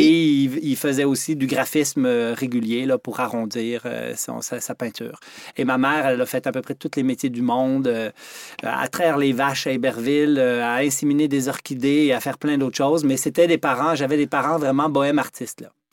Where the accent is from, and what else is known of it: Quebec, Canada; born or raised there; also born or lived in Switzerland